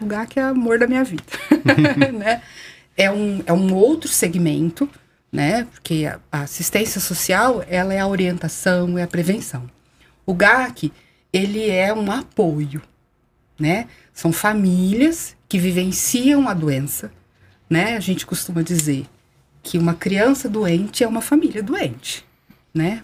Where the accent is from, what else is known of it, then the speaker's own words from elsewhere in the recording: Araraquara, São Paulo, Brazil; eu sou nascida em Araraquara